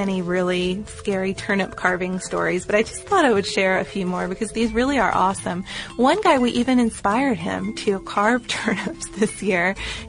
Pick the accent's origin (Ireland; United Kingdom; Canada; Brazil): Ireland; Where I grew up in Ireland, one of the main crops was sugar beet.